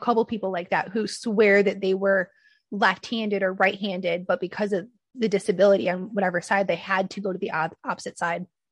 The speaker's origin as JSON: {"language": "English", "region": "Michigan", "country": "United States", "said": "I'm from Michigan, so it would snow."}